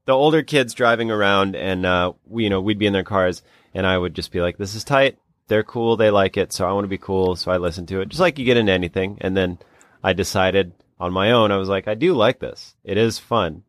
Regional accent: South Dakota, United States; my home state of South Dakota

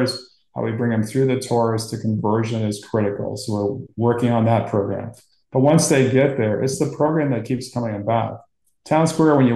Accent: Portland, Maine, United States; I grew up in Portland, Maine

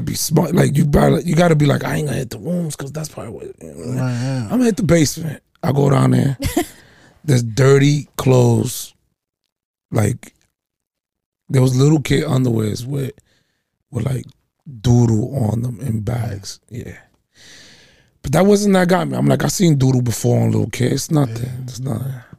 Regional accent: New York, United States; us New Yorkers

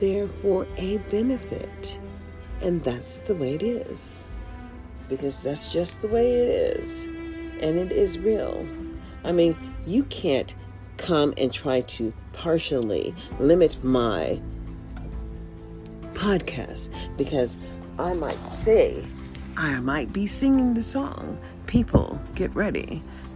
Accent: United States; I was born in the USA

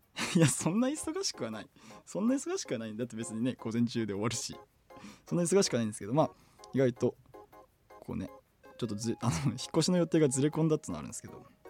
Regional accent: Ashoro, Hokkaido, Japan; moved away; also born or lived in Sapporo; アショロで学生生活全部送る送った

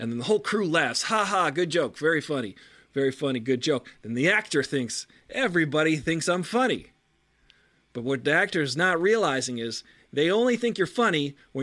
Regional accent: Long Island, New York, United States; Growing up on Long Island

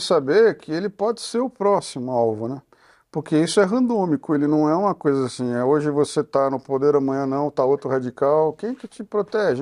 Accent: Brazil; Nós todos somos brasileiros

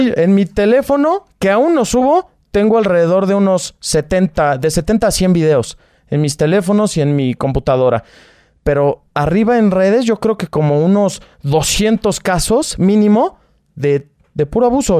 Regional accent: Naucalpan, State of Mexico, Mexico; Yo soy de Naucalpan, Estado de México.

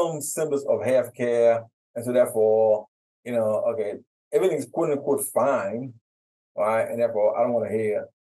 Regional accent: Haiti; now in United States; I'm from Haiti

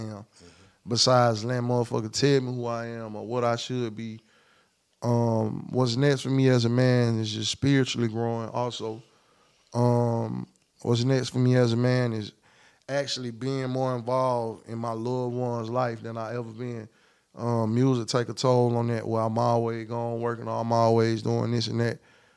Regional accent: United States; I'm from Clay County

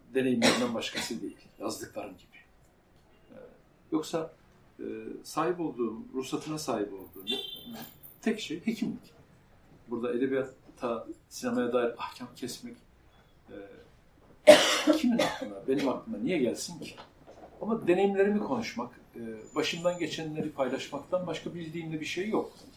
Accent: Central Anatolia, Turkey; Orta Anadolu bir köyünde doğdum. Ee, küçük bir kasabada, köy demeyelim

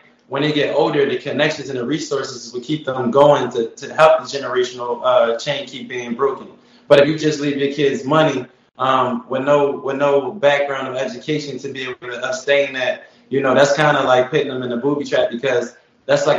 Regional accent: Philadelphia, Pennsylvania, United States; moved away as an adult; now in Atlanta, United States; I'm from West Philadelphia, born and raised just like Will Smith

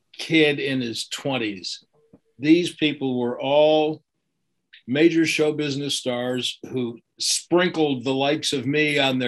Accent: Chicago, Illinois, United States; you know, when I was growing up in Chicago, they did radio shows in the evening where they would have the sports stars on the radio

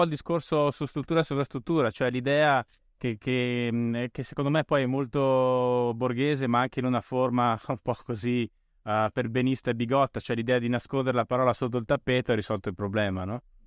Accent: Bolzano, Trentino-Alto Adige, Italy; now in Rome, Italy; vivo a Roma, ma da, sono cresciuto a Bolzano

